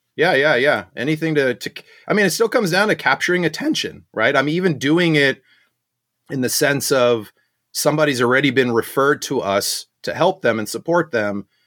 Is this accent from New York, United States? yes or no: no; Southern California, United States; also born or lived in South Africa; I grew up in Southern California